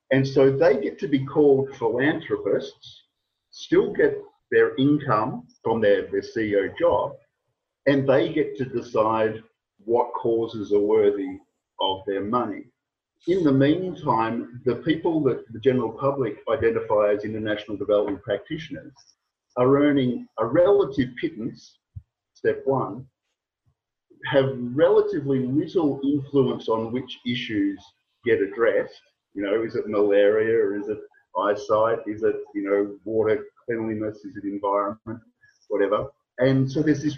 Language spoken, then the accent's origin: English; Australia; I was from Australia